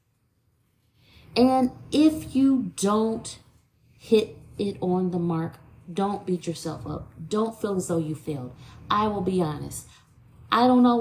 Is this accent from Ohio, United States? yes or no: yes; Toledo, Ohio, United States; from my hometown in Toledo